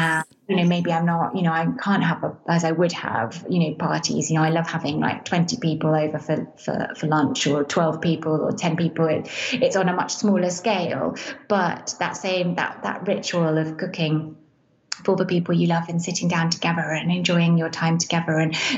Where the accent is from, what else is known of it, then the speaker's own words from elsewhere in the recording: Venice, Veneto, Italy; also born or lived in England; So I am English, and my family moved to Venice when I was 6 years old. And I grew up here, went to school here, and then went to university in England.